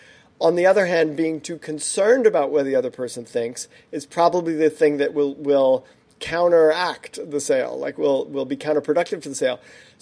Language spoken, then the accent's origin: English; New York, United States; I'm from New York originally.